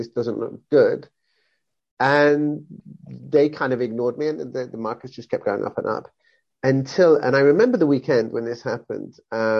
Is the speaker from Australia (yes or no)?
no; England, United Kingdom; also born or lived in Wales; now in Barcelona, Spain; I am I'm British, born and bred, born in Wales, brought up in England of English parents. But I've been in Barcelona for the last 21 years.